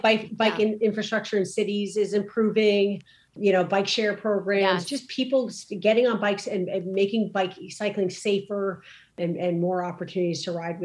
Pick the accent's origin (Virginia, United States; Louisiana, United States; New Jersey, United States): New Jersey, United States; I grew up in New Jersey.